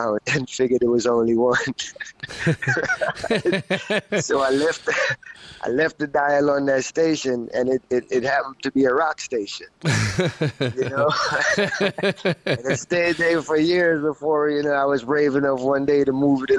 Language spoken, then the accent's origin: English; Miami, Florida, United States; also born or lived in Jamaica; I was born in Jamaica but raised in Miami. I moved to Miami when I was about 8 years old.